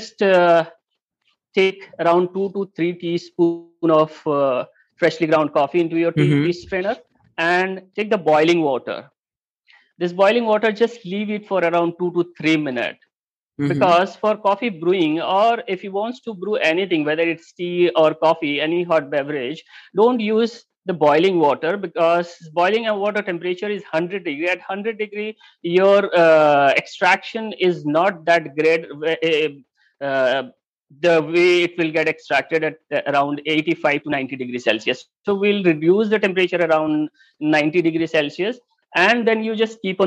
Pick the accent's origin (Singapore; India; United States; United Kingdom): India; Mumbai, Maharashtra; I'm born and brought up in Mumbai.